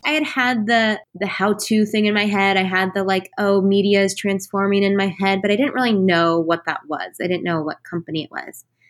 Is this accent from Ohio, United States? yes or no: no; Texas, United States; I was born and raised in Texas